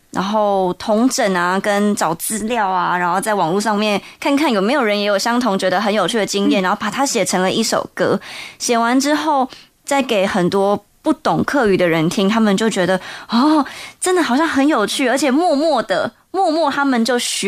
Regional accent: Toufen, Miaoli County, Taiwan; 在苗栗的头份

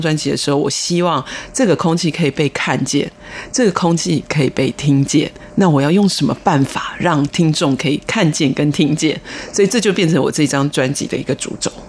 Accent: Taiwan; 我们台湾人

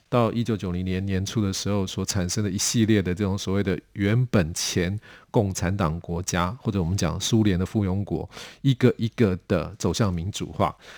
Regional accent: Taipei, Taiwan; 我是台北人，台北小孩，哈，呃，不过我，我家是台湾，呃，来， 来台湾大概到我是第五代了，哈，所以是，乡公台语也台北人

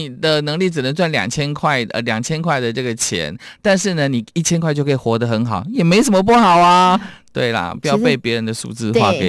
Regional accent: Taiwan; 因为我们在都会长大的原住民的族人，所以常讲的都市原住民，

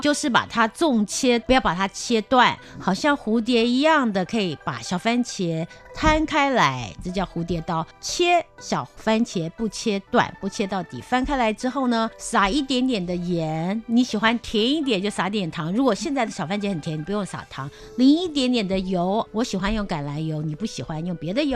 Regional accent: Taiwan; also born or lived in Rotterdam, Netherlands; 我们台湾人都吃的那个挂包

